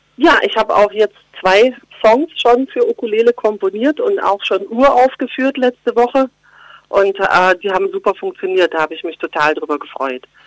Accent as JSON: {"language": "German", "town": "Geislingen an der Steige", "region": "Baden-Württemberg", "country": "Germany", "also_born_or_lived": "Berlin", "accent": "Swabian", "moved": "yes", "said": "bei uns schätzt man Schwäbisch, klar, natürlich, in Geislingen an der Steige und da schäme ich mich auch nicht. Also das, ich, ich schätze eigentlich gern im Dialekt"}